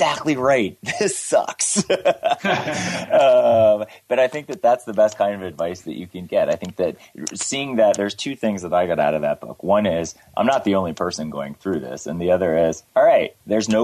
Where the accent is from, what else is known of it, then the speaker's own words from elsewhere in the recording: United States; also born or lived in North Carolina / Miami, Florida; I grew up in North Carolina and in Miami, Florida